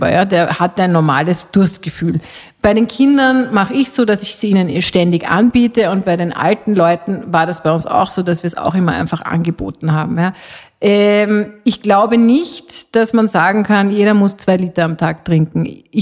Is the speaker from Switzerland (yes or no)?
yes; Switzerland; ich als halbe Schweizerin kann das ja sagen